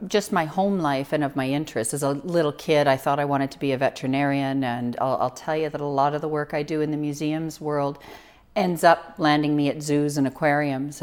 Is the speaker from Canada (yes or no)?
yes; Toronto, Ontario, Canada; moved away as an adult; now in Prince George, Canada; I was born in Toronto